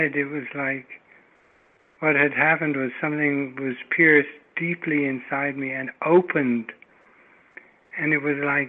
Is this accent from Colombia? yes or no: no; England, United Kingdom; moved away; I'm English